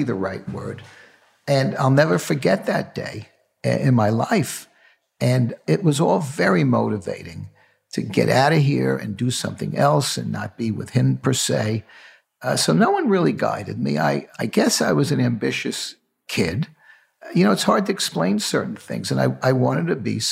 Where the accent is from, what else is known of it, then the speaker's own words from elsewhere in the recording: New York City, New York, United States; with eight cousins growing up in the Bronx, I was the only one who went to college